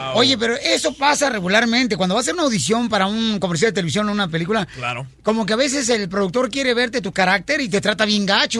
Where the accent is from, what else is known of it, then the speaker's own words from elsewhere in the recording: Mexico; now in United States; somos mexicanos